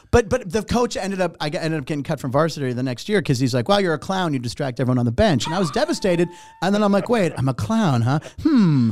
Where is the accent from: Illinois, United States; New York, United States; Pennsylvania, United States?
Pennsylvania, United States; Pittsburgh; moved away; also born or lived in Los Angeles; I was born in Pittsburgh, came to L